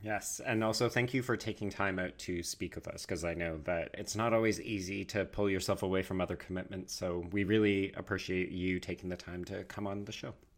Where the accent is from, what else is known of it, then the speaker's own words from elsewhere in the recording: Western Canada, Canada; me who grew up in Western Canada